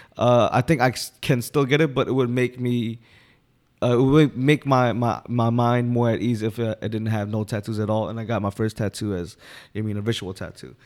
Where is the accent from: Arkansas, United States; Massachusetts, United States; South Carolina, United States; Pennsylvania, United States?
Pennsylvania, United States; Philadelphia; I'm born and raised South Philly